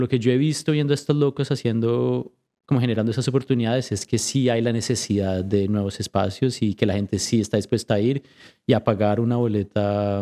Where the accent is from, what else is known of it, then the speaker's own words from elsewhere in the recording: Colombia; now in Vancouver, Canada; creciendo en Colombia